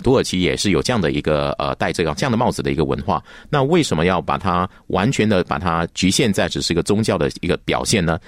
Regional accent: Malaysia; 我们马来西亚人

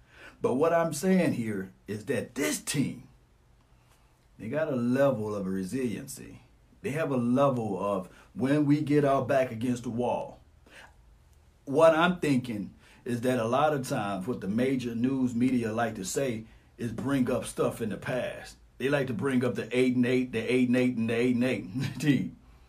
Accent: Natchez, Mississippi, United States; I love my hometown, man. It's population of 25,000, for those who don't know. But we close. Everybody knows everybody

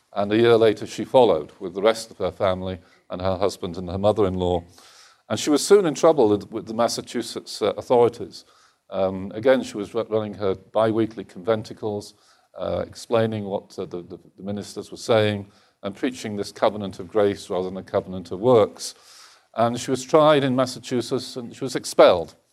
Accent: United Kingdom; British male economist

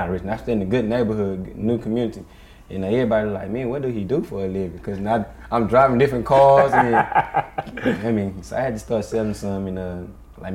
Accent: Dallas, Texas, United States; we came up from Dallas, trained at the same gym, Maple Avenue Boxing Gym

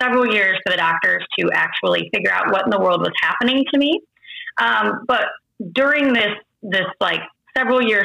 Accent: Iowa, United States; moved away as an adult; also born or lived in North Carolina; I was born and raised in Iowa.

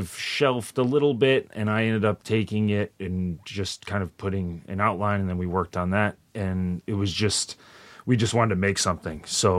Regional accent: Rhode Island, United States; moved away as an adult; also born or lived in Bay Area, California / New York; I'm from Rhode Island.

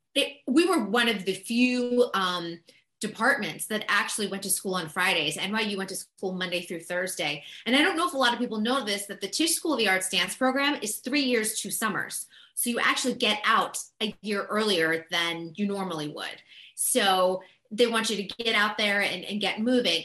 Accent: Boston, Massachusetts, United States; also born or lived in New York City; now in Los Angeles, United States; I grew up on the East Coast. I'm from Boston originally, had lived in New York City

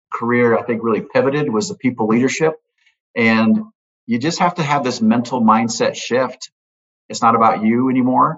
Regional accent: Omaha, Nebraska, United States; I'm a kid from Omaha, Nebraska. That's where I grew up

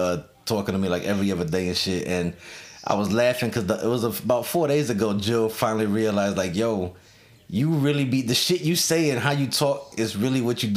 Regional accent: New York, United States; now in Detroit, United States; I grew up in New York, but I'm from Detroit now

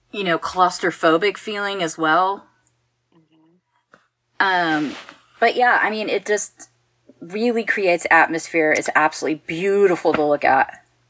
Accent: Texas, United States; I'm from Texas

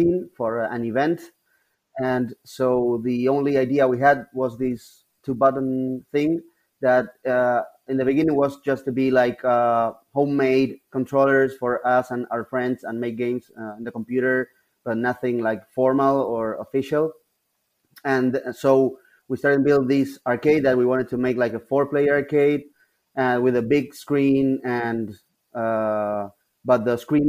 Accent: Buenos Aires, Argentina; we're from Buenos Aires, the capital city of Argentina

